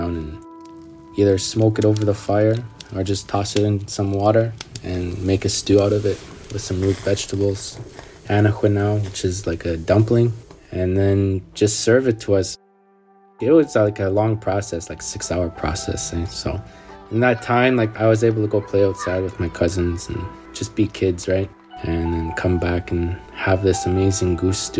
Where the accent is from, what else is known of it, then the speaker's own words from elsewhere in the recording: Timmins, Ontario, Canada; now in Edmonton, Canada; I grew up in Timmins, Ontario